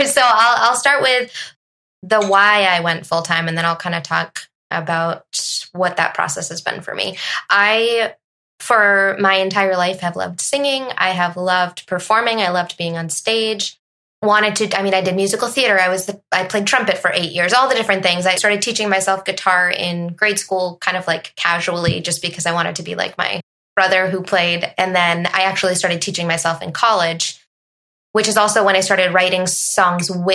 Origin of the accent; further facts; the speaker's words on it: Massachusetts, United States; now in New Hampshire, United States; I'm originally from Massachusetts.